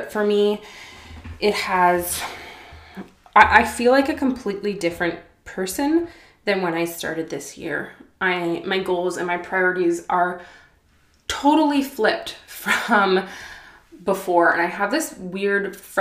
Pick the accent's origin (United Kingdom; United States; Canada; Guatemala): Canada; Ottawa, Ontario; Growing up in Ottawa, Canada, I'm very sheltered